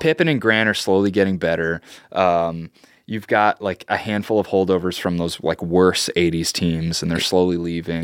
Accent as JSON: {"language": "English", "town": "Joliet", "region": "Illinois", "country": "United States", "tie": "born or raised there", "said": "I grew up in Joliet, Illinois, which is a very kinda diverse town"}